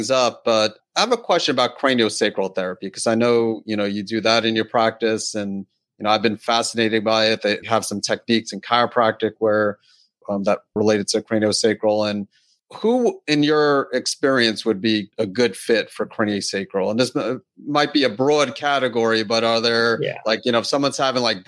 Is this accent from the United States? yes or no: yes; New York City, New York, United States; now in Matthews, United States; I grew up in Queens, New York